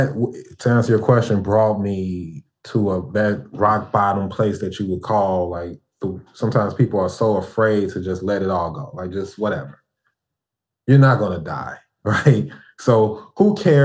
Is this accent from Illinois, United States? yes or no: yes; Chicago, Illinois, United States; moved away as an adult; now in Houston, United States; I'm from Chicago and I love Chicago